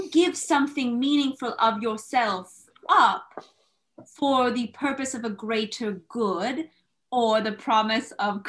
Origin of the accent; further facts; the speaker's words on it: Palatine, Illinois, United States; Oh, yes, I am from Palatine, Illinois, and I flew back from London down to Chicago